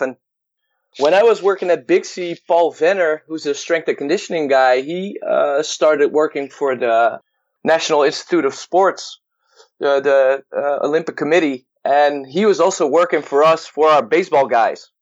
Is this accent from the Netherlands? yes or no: yes; Netherlands; I'm from the Netherlands, and I um, was born in a very small town